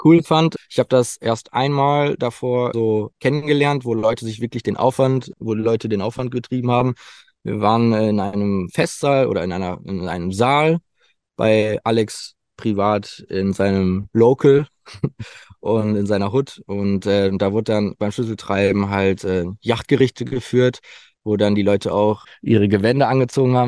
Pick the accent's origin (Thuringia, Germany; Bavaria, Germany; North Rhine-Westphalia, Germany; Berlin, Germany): North Rhine-Westphalia, Germany; Sauerland, near Winterberg; ich komme aus dem Sauerland, Nähe Winterberg.